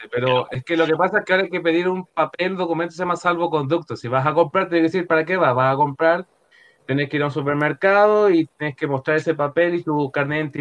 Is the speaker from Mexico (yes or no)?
no; Antofagasta, Chile; yo soy de Antofagasta del norte.